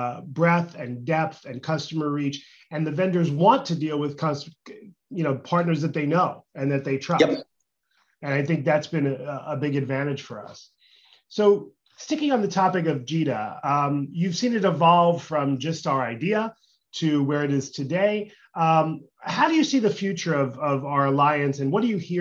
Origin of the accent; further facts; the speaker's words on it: United States; even as an American